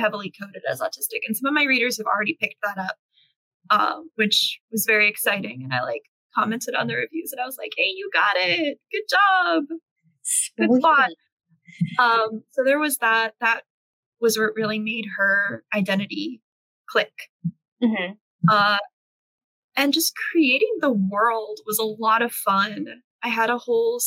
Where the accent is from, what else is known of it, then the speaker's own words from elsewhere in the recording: United States; now in South Korea; I'm not an American